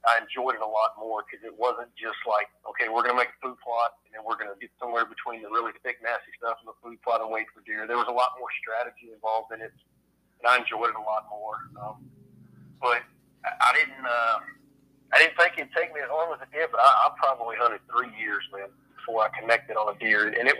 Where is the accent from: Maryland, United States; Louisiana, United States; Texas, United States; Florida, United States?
Louisiana, United States; I, you know, growing up in South Louisiana, there's not much public ground.